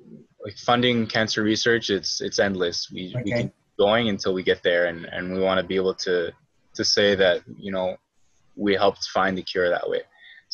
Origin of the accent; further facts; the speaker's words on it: Montreal, Quebec, Canada; Well, I'm born and raised in Montreal.